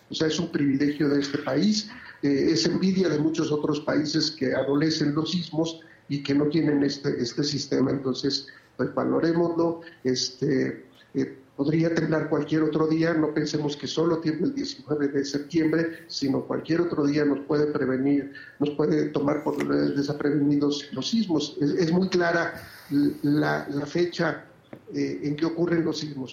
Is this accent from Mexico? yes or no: yes; Mexico; ahí sí me siento muy orgulloso de ser, de ser mexicano